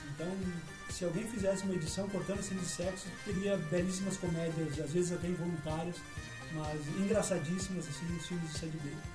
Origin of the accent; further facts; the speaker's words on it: hometown near Caxias do Sul, Rio Grande do Sul, Brazil; em Caxias do Sul, que é perto da minha cidade natal, que é Cabo Camboriú